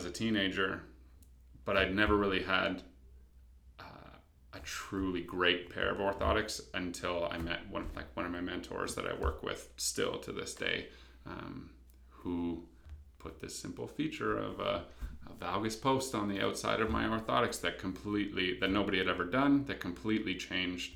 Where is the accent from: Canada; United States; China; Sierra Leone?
Canada; London, Ontario; moved away as an adult; now in Hamilton, Canada; Grew up in London